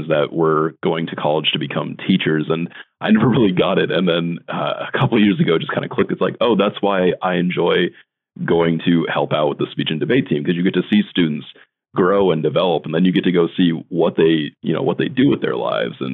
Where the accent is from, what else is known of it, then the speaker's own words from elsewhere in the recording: Norfolk, Nebraska, United States; also born or lived in Lyons, Nebraska; my hometown in Norfolk, Nebraska